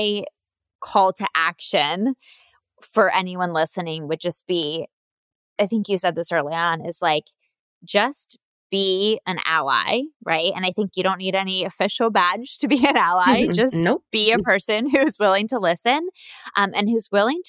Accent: United States; me being an American

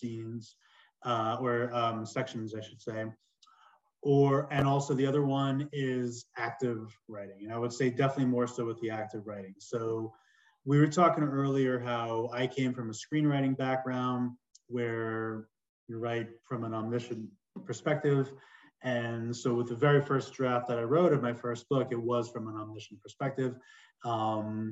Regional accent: New York City, New York, United States; moved away; I'm originally from New York

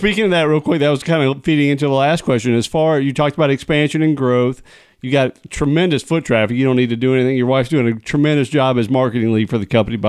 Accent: upstate South Carolina, United States; I grew up in South Carolina, upstate South Carolina, so I know the area well.

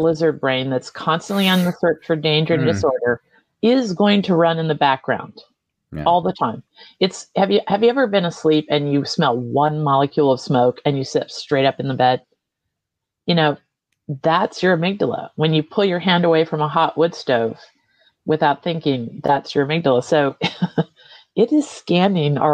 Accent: United States; also born or lived in Vermont, United States; we Americans

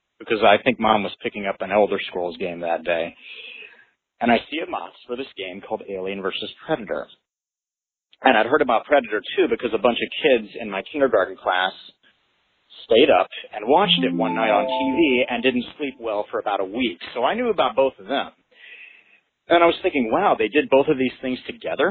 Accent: Kansas, United States; I'm from Kansas

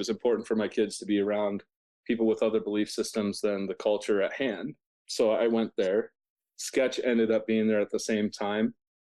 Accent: Provo, Utah, United States; So I'm from Provo. I have 5 kids.

